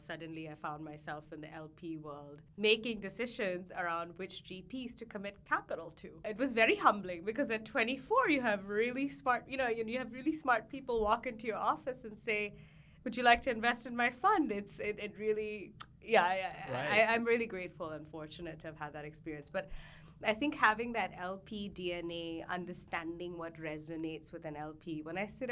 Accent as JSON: {"language": "English", "country": "Hong Kong", "tie": "born or raised there", "said": "I grew up in Hong Kong"}